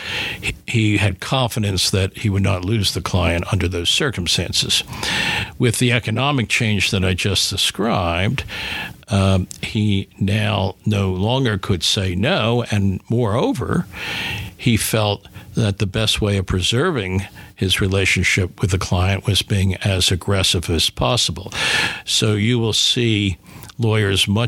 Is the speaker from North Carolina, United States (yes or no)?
no; Philadelphia, Pennsylvania, United States; growing up in Philadelphia